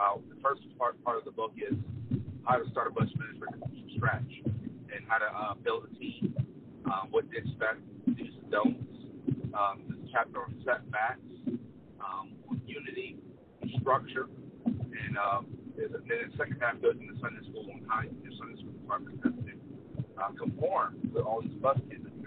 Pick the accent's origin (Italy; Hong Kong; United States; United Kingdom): United States; Chalmette, Louisiana; I'm from Chalmette, Louisiana, suburb of New Orleans.